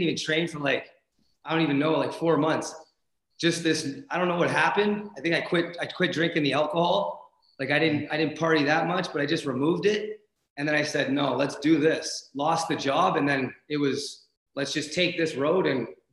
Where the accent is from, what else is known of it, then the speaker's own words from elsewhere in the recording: Windsor, Ontario, Canada; moved away as an adult; I'm from Windsor, Ontario